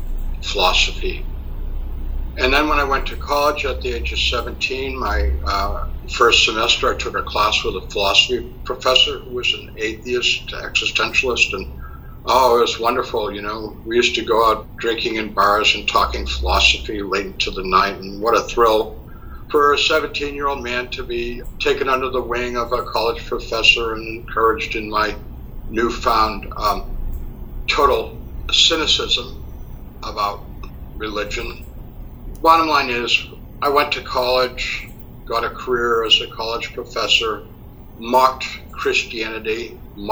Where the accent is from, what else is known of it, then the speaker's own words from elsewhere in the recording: a suburb of Boston, Massachusetts, United States; moved away as an adult; also born or lived in San Francisco Bay Area / Roswell, New Mexico; now in Fort Thomas, United States; I grew up in Massachusetts in a suburb of Boston.